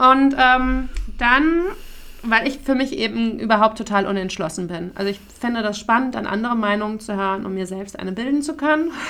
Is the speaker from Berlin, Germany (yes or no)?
no; Frankfurt, Hesse, Germany; moved away; und wo kommst du jetzt her? Und ich, ja, Frankfurt